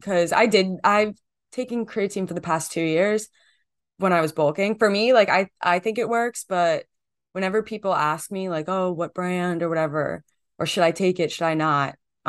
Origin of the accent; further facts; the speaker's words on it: New Jersey, United States; Growing up in Jersey, you just like everyone's Italian by default.